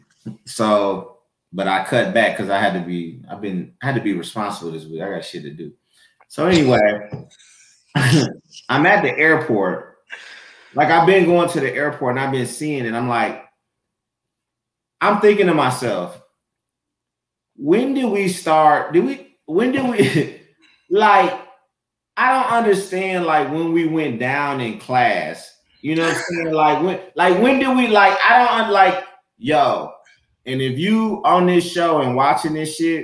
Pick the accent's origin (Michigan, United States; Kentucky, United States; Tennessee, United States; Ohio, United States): Michigan, United States; Flint; moved away; I grew up in Flint, and you know, like, if you didn't work in the shop or had a job, like, it was a blue collar town